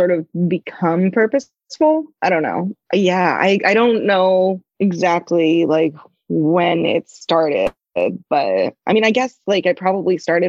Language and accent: English; New England, United States; I grew up doing a fair amount of sailing because I grew up in New England